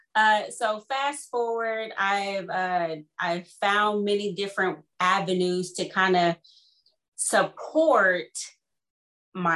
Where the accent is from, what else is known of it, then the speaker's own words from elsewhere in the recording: Kansas, United States; moved away as an adult; also born or lived in Houston, Texas; now in London, Ontario, Canada; growing up in Kansas.